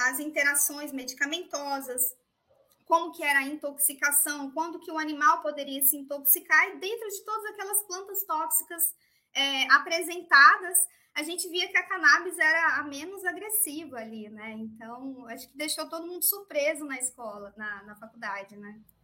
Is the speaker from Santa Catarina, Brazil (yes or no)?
no; interior of Minas Gerais, Brazil; Eu também sou do interior de Minas